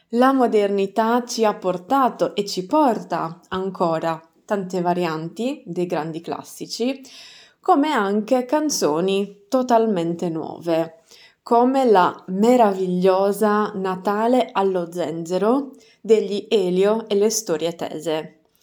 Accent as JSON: {"language": "Italian", "region": "Sardinia", "country": "Italy", "accent": "Sardinian dialect"}